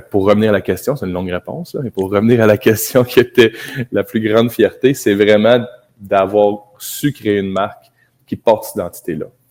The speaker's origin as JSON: {"language": "French", "area": "Abitibi", "region": "Quebec", "country": "Canada", "tie": "born or raised there", "also_born_or_lived": "Montreal", "moved": "as an adult", "lives_now": "Baie-Comeau, Canada", "said": "on est natif d'Abitibi, on a fait nos études à Montréal"}